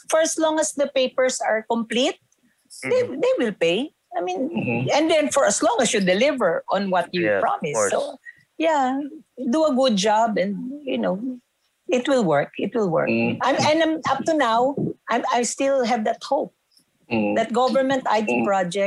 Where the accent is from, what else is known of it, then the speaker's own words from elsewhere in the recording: Los Baños, Calabarzon, Philippines; In my hometown, in UP Los Baños, where I graduated